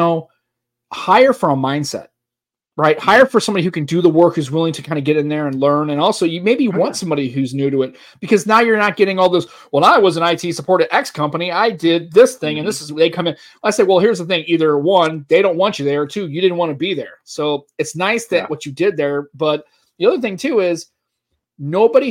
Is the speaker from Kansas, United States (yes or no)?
no; St. Louis, Missouri, United States; in St. Louis. Been here my whole life. Raised in St. Louis